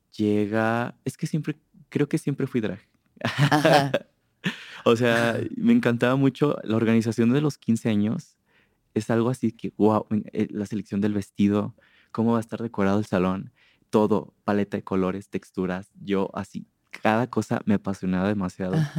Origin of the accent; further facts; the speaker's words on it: Purísima del Rincón, Guanajuato, Mexico; now in Guadalajara, Mexico; Purísima de Rincones. Es muy bonito estar en el silencio, o sea, amo estar en el silencio de mi pueblo